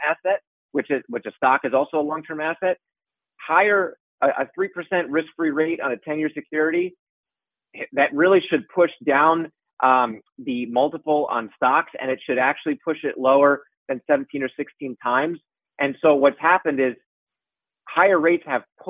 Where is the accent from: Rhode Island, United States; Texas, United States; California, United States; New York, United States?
New York, United States; Westchester; now in New York City, United States; I'm from Westchester. I've been living in the city for almost 10 years